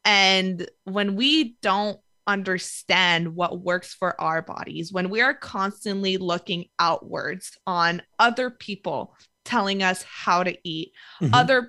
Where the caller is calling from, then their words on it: Montreal, Quebec, Canada; I am in Montreal, Canada.